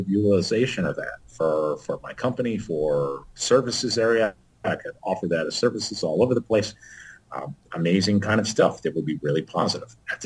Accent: Tennessee, United States; also born or lived in upper Midwest; now in North Dakota, United States; I grew up in Tennessee, so I instantly have an accent

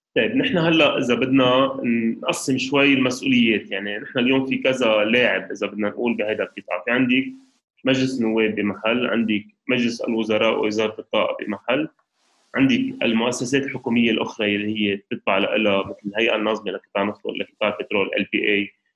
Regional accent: Lebanon; نحن كلبنانيه

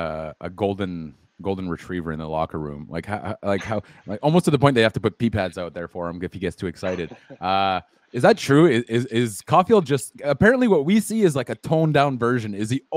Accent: Ottawa, Ontario, Canada; Ottawa, my hometown.

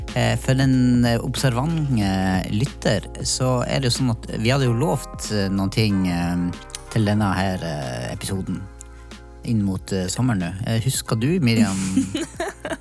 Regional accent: Northern Norway, Norway; now in Oslo, Norway; Det er godt å bo i Oslo, kjenner jeg. Ja. Jeg som har eh, kommet fra Nord-Norge.

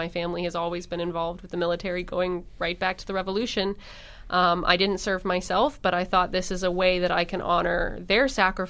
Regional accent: Virginia, United States; moved away as an adult; also born or lived in Hawaii; now in Massachusetts, United States; So I'm from Virginia, quite a ways away from here. I grew up in Virginia, moved abroad when I went to college, came back

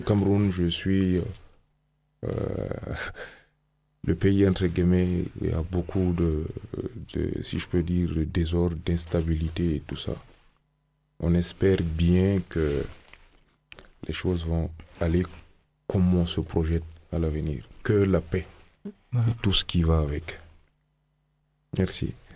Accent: Chad; je suis euh, tchadien

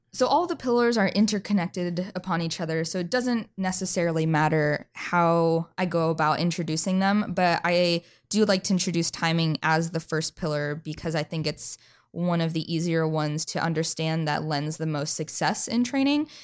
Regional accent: North Idaho, United States; moved away as an adult; now in North Carolina, United States; I originally came from North Idaho

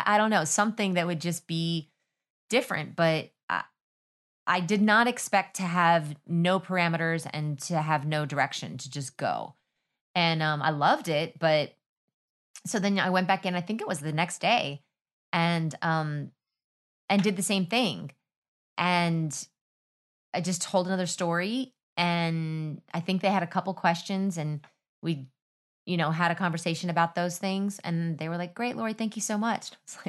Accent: Texas, United States; I was kind of like, I'm from Texas, da, da, da, da.

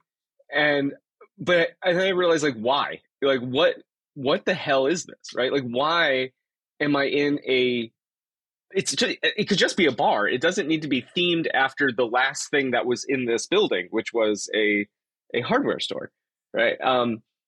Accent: South Florida, United States; now in Troy, United States; I grew up in South Florida. And then moved to upstate New York, where I currently live is in Troy.

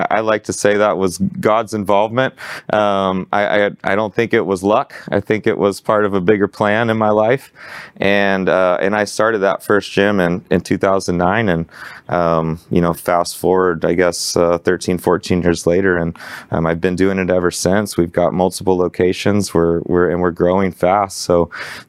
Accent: Arlington, Texas, United States; growing up in Arlington, I worked out at a Gold's Gym and this hole in the wall Metroflex

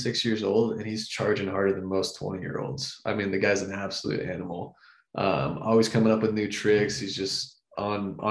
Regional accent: Florida, United States; growing up in Florida

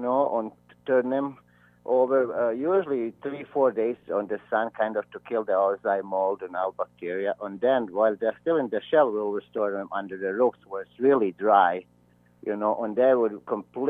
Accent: Bosnia & Herzegovina; now in Iowa, United States; I am originally from ex-Yugoslavia, today Bosnia and Herzegovina.

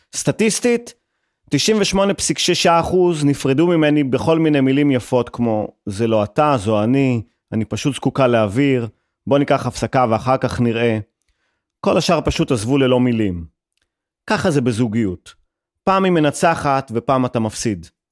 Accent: Haifa, Haifa District, Israel; כחיפאי ושמוצניק

